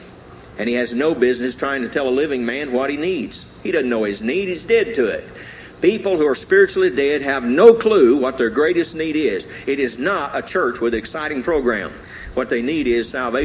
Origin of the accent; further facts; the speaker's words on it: Tennessee, United States; I grew up in Tennessee.